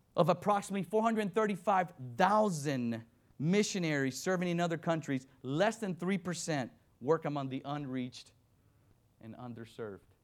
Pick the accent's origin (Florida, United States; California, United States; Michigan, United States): Florida, United States; Miami; also born or lived in Dominican Republic; I was born in Dominican Republic, raised in Miami, Florida